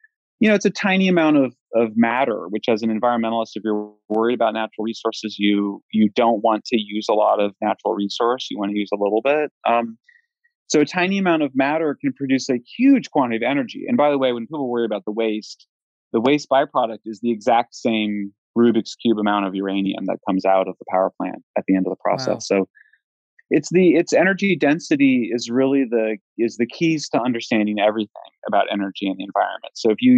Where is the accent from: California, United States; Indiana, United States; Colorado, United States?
Colorado, United States; I'm from Colorado. We have much higher radiation than other states